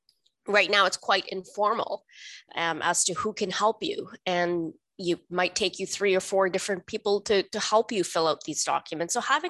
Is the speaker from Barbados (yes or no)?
no; Canada; English is a second language; also born or lived in India; Canadian. My family, we came to Canada in the late 80s, early 90s as what was then called landed immigrant. We came from India, where we had been living as refugees